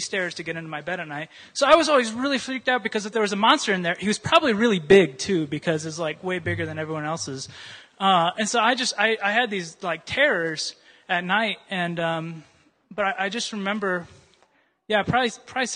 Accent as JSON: {"language": "English", "town": "Urbandale", "region": "Iowa", "country": "United States", "tie": "born or raised there", "moved": "yes", "said": "I grew up in Iowa, a town called Urbandale"}